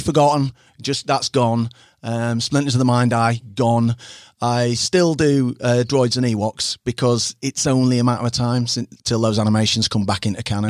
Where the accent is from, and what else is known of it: Harrogate, Yorkshire and the Humber, United Kingdom